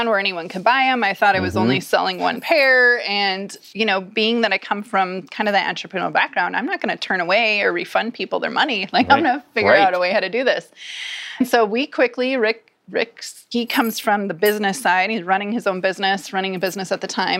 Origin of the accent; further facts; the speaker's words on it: Minnesota, United States; I come from Minnesota where you wear boots all year round